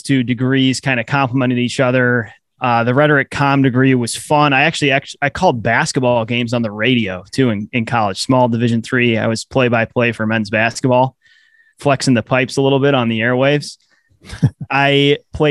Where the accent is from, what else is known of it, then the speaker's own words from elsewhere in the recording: the Midwest near Chicago, Illinois, United States; I grew up in the Midwest near Chicago